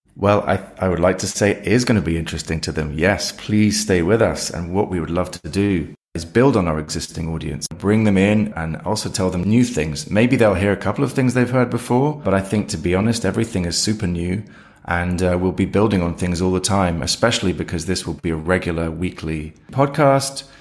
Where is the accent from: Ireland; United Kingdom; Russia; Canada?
United Kingdom; now in London, United Kingdom; as you can hear maybe from me, I'm, uh, I'm a Brit, so I'm in London